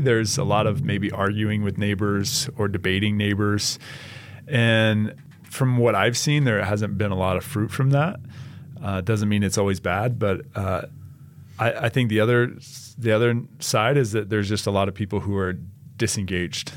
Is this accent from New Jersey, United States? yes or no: no; Boise, Idaho, United States; I grew up in Boise, Idaho